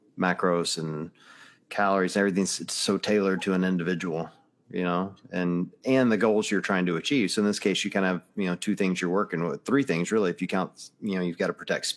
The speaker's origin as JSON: {"language": "English", "region": "the South", "country": "United States", "tie": "born or raised there", "said": "I was raised in the South and I've done a lot of hunting and camping and fishing and whatever."}